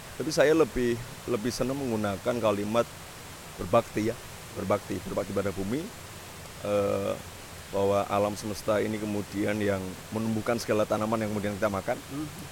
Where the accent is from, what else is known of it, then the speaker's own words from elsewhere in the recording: Gunung Kidul, Special Region of Yogyakarta, Indonesia; moved away as an adult; pulang pulang ke rumah saya di Gunung Kidul yeah. di tempat bapak ibu saya masih tinggal